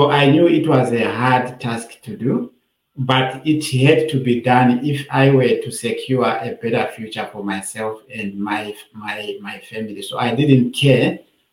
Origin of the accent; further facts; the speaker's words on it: Binga, Matabeleland North, Zimbabwe; moved away as an adult; now in Australia; I am from a very poor family coming from a rural remote area called Binga in Matevere north of Zimbabwe. So I grew up there.